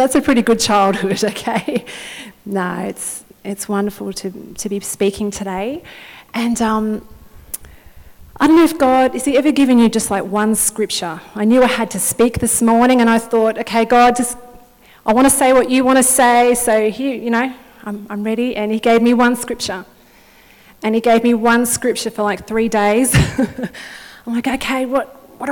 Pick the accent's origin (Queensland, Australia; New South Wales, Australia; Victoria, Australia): Victoria, Australia; Wodonga; I'm originally from Wodonga up till 10 years ago